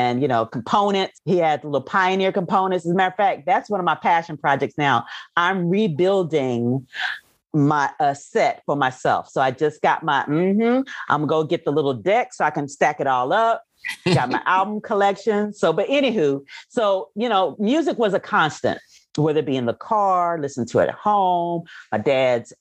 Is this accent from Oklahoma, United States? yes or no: yes; Oklahoma City, Oklahoma, United States; now in Texas, United States; I am originally from Oklahoma City, born and raised.